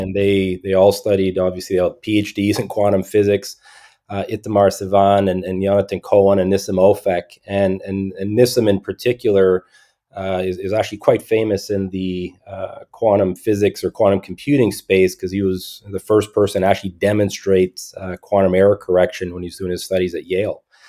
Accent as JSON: {"language": "English", "town": "Montreal", "region": "Quebec", "country": "Canada", "tie": "born or raised there", "said": "I grew up mostly in Montreal, Montreal, Canada"}